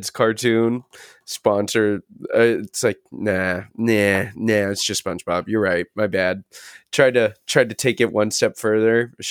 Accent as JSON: {"language": "English", "town": "Brooklyn", "region": "New York", "country": "United States", "said": "I'm from New York, baby. we gotta say where I'm from in Brooklyn."}